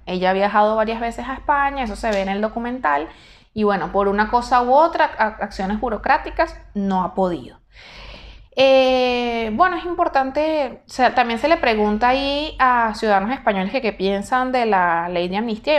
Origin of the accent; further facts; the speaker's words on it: Venezuela; now in Argentina; yo estoy acá, ¿verdad? En la Argentina. Estoy con una residencia temporaria, perfecto, pero yo no soy ciudadana argentina. Pierdo la nacionalidad venezolana